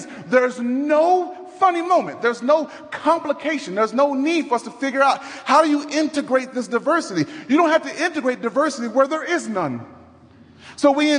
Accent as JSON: {"language": "English", "town": "Dallas", "region": "Texas", "country": "United States", "tie": "born or raised there", "moved": "yes", "lives_now": "Denver, United States", "said": "I'm from Dallas, Texas. Born and raised in Dallas"}